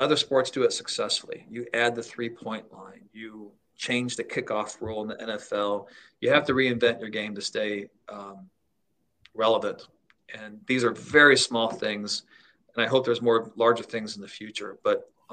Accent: Ohio, United States; moved away; I grew up in Ohio

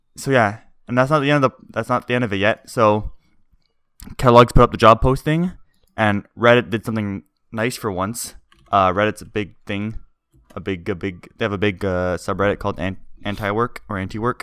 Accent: Canada; we're Canadian.

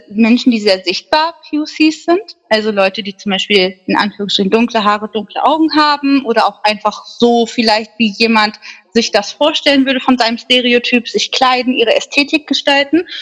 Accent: Minden, North Rhine-Westphalia, Germany; born there; ja, aus Deutschland, ich bin in Minden geboren. Ich bin Deutsche.

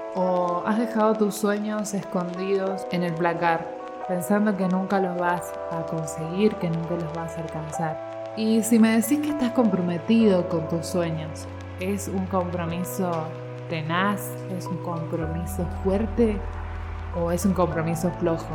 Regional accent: Argentina; yo soy argentina, vivo en Argentina

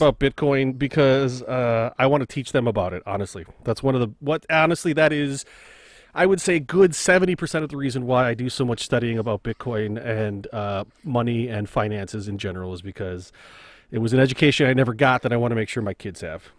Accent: United States; as an American

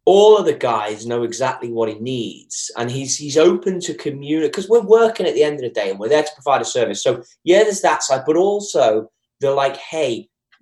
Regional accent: Liverpool, North West England, United Kingdom; moved away; me from Liverpool, England

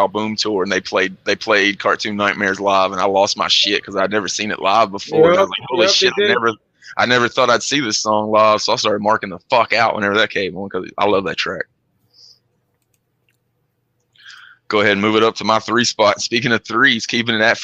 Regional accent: Kentucky, United States; I'm from Kentucky

